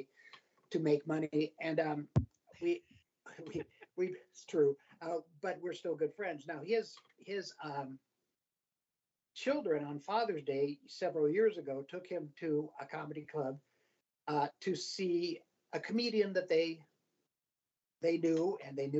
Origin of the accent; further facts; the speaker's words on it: Colorado, United States; also born or lived in Cleveland, Ohio / Albuquerque, New Mexico; now in Denver, United States; we moved to Colorado when I was six